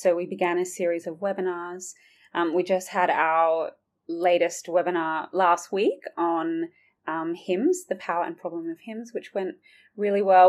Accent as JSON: {"language": "English", "town": "Sydney", "region": "New South Wales", "country": "Australia", "moved": "as an adult", "lives_now": "Oxford, United Kingdom", "said": "I've got a bit of a twang. I'm originally from Sydney, Australia, but I have worked and lived in Oxford for nearly six years now"}